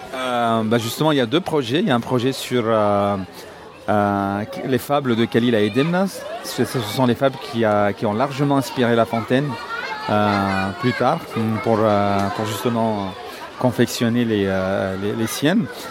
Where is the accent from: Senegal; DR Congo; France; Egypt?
Egypt; Cairo, Cairo Governorate; now in Alexandria, Egypt; Je suis né au Caire